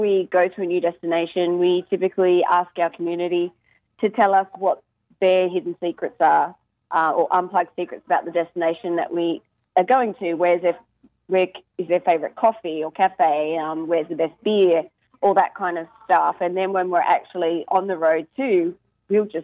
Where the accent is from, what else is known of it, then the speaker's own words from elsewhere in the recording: about an hour north of Sydney, New South Wales, Australia; moved away as an adult; also born or lived in Gold Coast, Australia / Raleigh, North Carolina, United States; About an hour north of Sydney.